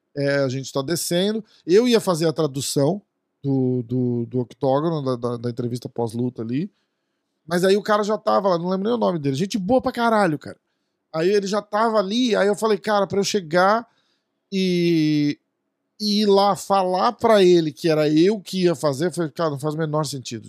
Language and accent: Portuguese; Brazil; a gente é do Brasil